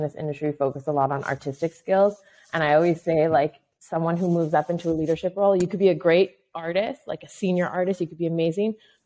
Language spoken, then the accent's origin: English; Montreal, Quebec, Canada; also born or lived in New Brunswick / Toronto; I grew up basically in Montreal, Canada. I was actually born in New Brunswick, which is the East Coast. Raised very much in Montreal.